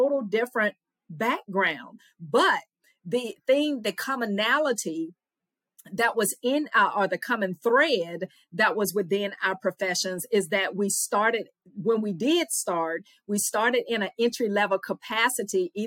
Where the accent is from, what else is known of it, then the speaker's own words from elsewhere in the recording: Louisiana, United States; accent: Southern; moved away as an adult; also born or lived in Mississippi; Louisiana girl by way of Mississippi